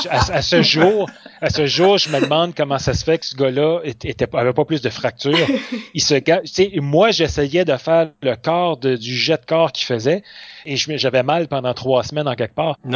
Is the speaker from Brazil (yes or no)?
no; south-east France, France; accent: south-east French; si on reprend euh, notre accent euh, du sud-est, les gens voient ça comme si c'était un rabaissement du langage, alors que nous, on ne le voit pas du tout comme ça. On dit, ben non, c'est l'accent local.